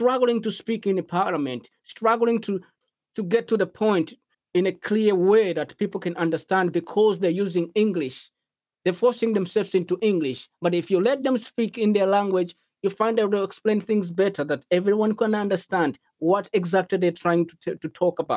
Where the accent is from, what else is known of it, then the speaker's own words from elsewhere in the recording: Malawi; English is a second language; Growing up in Malawi